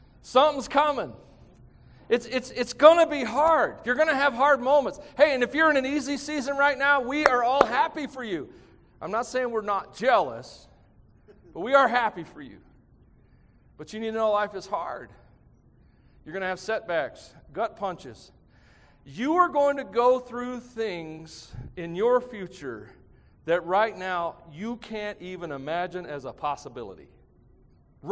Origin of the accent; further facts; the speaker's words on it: United States; us as American Christians